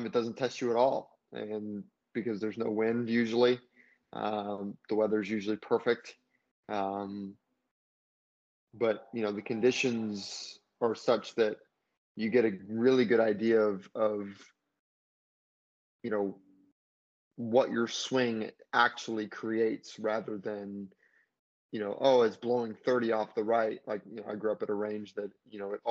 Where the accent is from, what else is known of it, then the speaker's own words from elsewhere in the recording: Hawaii, United States; growing up in Hawaii